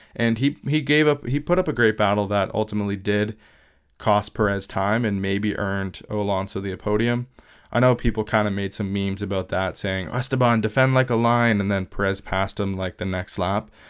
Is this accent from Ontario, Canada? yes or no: yes; Southwestern Ontario, Canada; I am from Southwestern Ontario